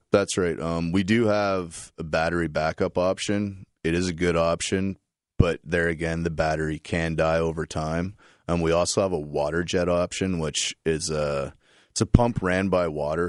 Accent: New Liskeard, Ontario, Canada; now in London, Canada; I'm from Northern Ontario. I was, uh, born and raised in New Liskeard, uh, moved here around nineteen ninety-eight

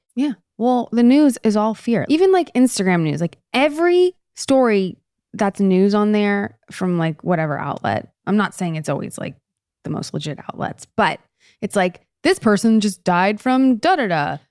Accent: Canada; moved away; All my years in Canada during the winter, I didn't have to drive in that growing up.

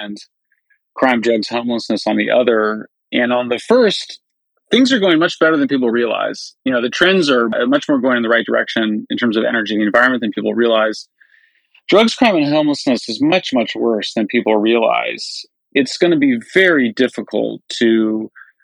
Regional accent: California, United States; in California, my home state

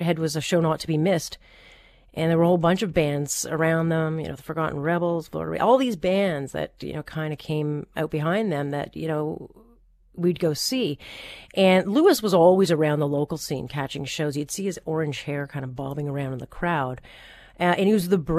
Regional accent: Hamilton, Ontario, Canada; my hometown of Hamilton

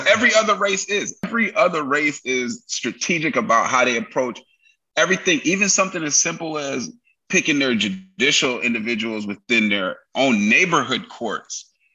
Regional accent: New York City, New York, United States; now in California, United States; live in Cali, but I was raised in New York

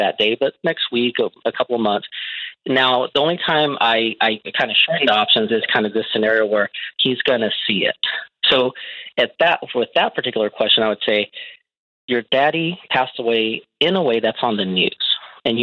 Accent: Texas, United States; I'm from Texas

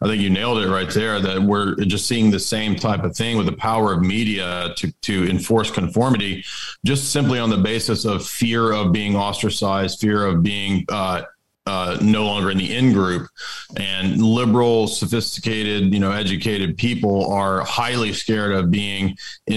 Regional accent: Tennessee, United States; I'm from Tennessee

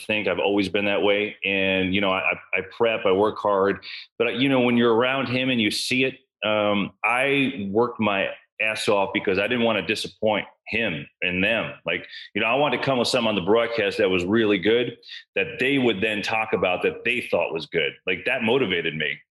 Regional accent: New Jersey, United States; I grew up in Jersey

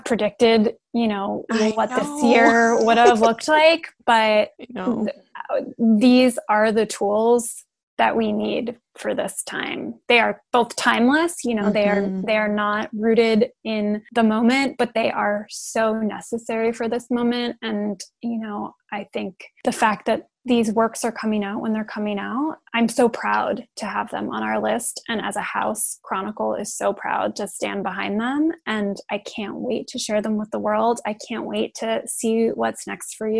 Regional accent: New York City, New York, United States; moved away as an adult; also born or lived in Bay Area, California; I grew up in New York City in an apartment

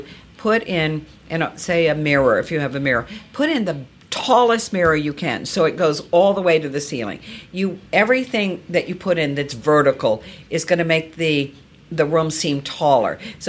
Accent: Virginia, United States; Well, Virginia, so I grew up in Virginia. Virginia is red clay.

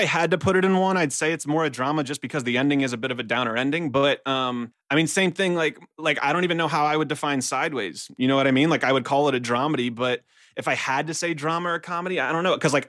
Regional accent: Baton Rouge, Louisiana, United States; moved away as an adult; also born or lived in Los Angeles; now in North Hollywood, United States; So I'm from Baton Rouge, Louisiana.

